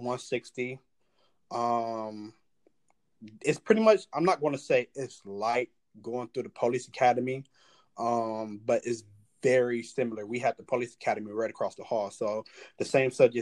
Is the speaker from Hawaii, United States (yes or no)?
no; Detroit, Michigan, United States; now in Cleveland, United States; I'm from Detroit